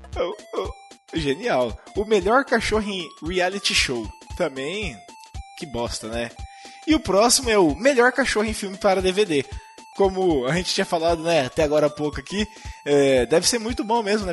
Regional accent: Brazil; nós somos brasileiros

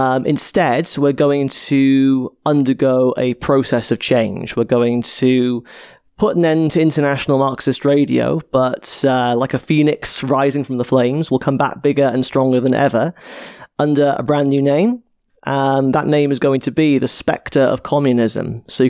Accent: Cardiff, Wales, United Kingdom; where I grew up in Cardiff, in a working class area called Ely.

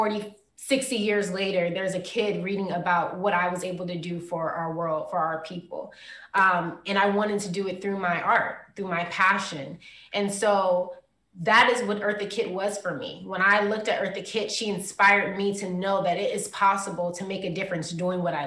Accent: Prince George's County, Maryland, United States; I come from Prince George's County

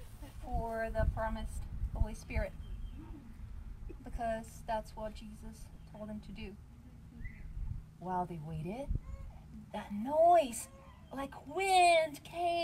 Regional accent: Bulgaria; first language Bulgarian; English is a second language; moved away; my language is Bulgarian because I'm from Bulgaria

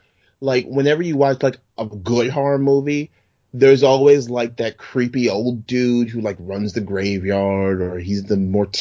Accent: New York City, New York, United States; I grew up in Brooklyn.

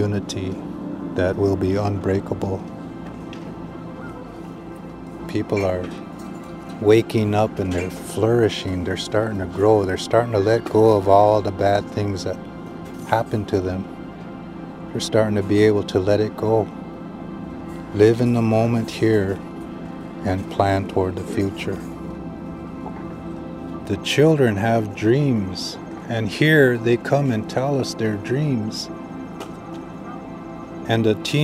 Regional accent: United States; I'm a Standing Rock Lakota.

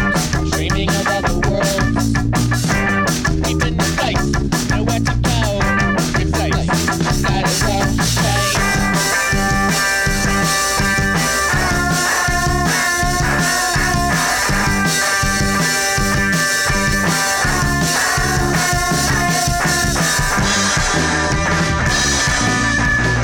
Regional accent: Scotland, United Kingdom; also born or lived in Newcastle, England / Edinburgh; when I was about 6 or 7, we moved up to Scotland

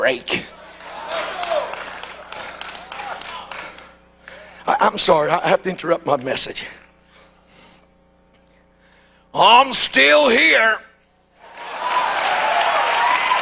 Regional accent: New York City, New York, United States; When I was raised in New York City, they used to give you this little cliche in school.

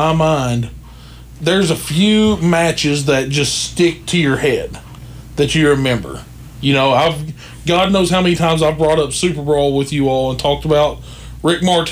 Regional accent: the South, United States; I grew up in the South

